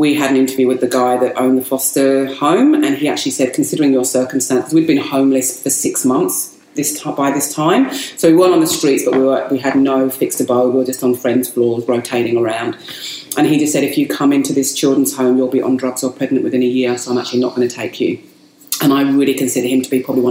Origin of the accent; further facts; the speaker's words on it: Kent, South East England, United Kingdom; moved away as an adult; also born or lived in Indonesia; now in Australia; I grew up in Kent, and that's known as English Country Garden, England's Country Garden.